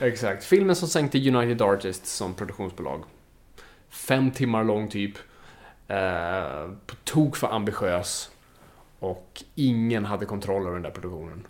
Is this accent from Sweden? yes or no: yes; Sweden